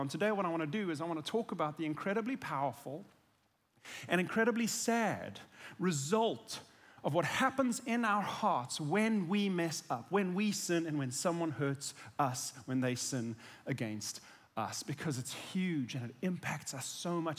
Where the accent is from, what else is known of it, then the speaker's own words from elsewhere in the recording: South Africa; I'm South African